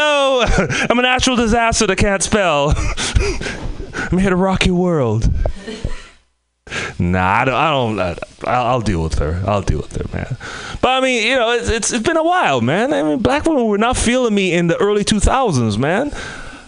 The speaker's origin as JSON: {"language": "English", "country": "Trinidad & Tobago", "also_born_or_lived": "Bay Area / Oakland", "moved": "yes", "said": "I came from the Caribbean. By from the Caribbean, Trinidad and Tobago"}